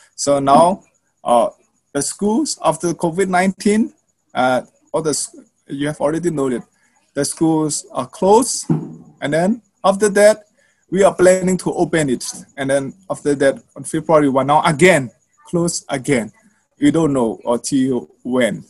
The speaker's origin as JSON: {"language": "English", "country": "Myanmar", "said": "my people and uh, our civilians in Myanmar"}